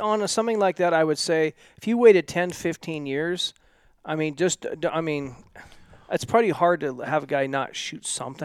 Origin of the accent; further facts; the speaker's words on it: Oregon, United States; where I grew up in Oregon